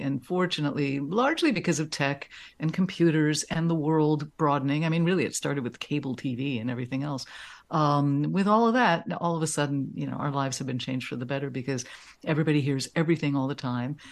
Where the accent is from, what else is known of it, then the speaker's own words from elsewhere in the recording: New York City, New York, United States; I grew up in Manhattan in an apartment